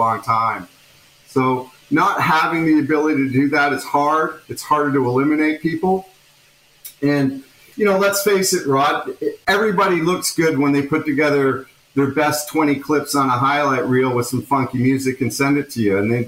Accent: Toronto, Ontario, Canada; I'm from Toronto, or at least that area

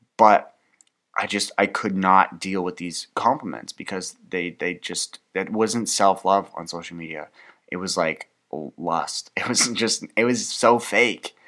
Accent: Canada; I'm Canadian

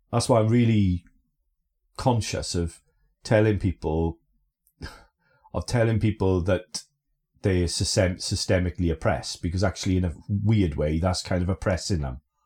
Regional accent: Aberdare, Wales, United Kingdom; also born or lived in Lichfield / Blackburn; now in Bristol, United Kingdom; growing up in Aberdare

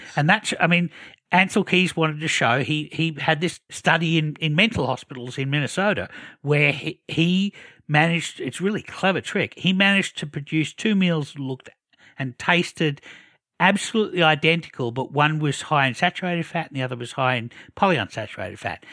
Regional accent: Australia; as an Australian

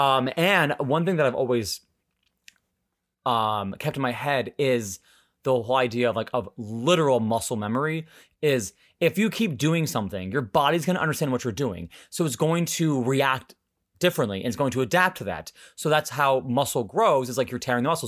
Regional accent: United States; I'm actually from America.

